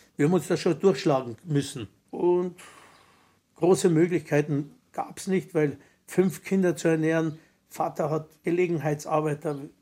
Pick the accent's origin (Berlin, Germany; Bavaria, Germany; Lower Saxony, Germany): Bavaria, Germany; Ich bin ein bayerischer Jude